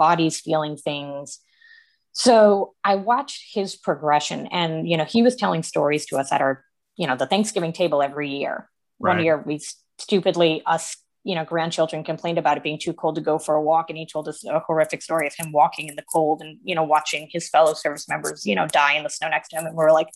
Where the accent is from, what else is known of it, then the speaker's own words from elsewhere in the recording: New England, United States; I'm from New England